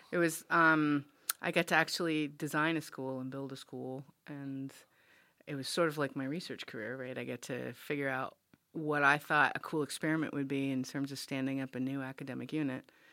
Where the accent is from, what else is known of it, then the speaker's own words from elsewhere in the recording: Rhode Island, United States; I grew up in Rhode Island, and, and the Narragansett Reservation right next to University of Rhode Island.